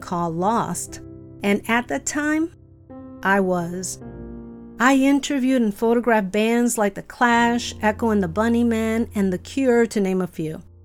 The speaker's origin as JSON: {"language": "English", "town": "Chicago", "region": "Illinois", "country": "United States", "tie": "born or raised there", "said": "I grew up in Chicago to loving parents"}